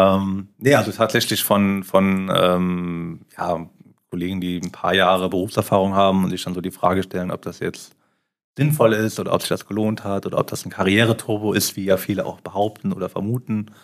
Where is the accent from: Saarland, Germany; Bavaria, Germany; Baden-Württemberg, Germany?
Saarland, Germany; moved away as an adult; also born or lived in Mainz; now in Luxembourg; ich ja doch als Saarländer sehr heimatverbunden bin